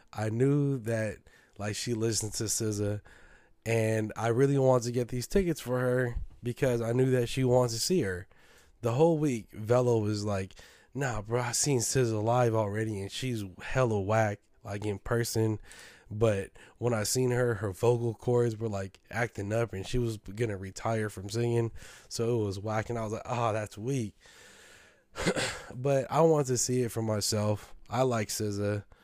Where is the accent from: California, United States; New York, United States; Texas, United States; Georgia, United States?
California, United States; San Francisco; I'm from San Francisco.